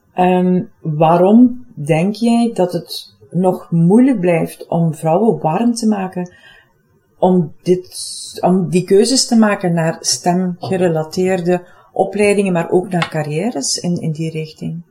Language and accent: Dutch; Limburg, Flanders, Belgium; accent: Limburg; Ik woon zelf in Limburg, voor het geval mijn accent me nog niet zou verraden hebben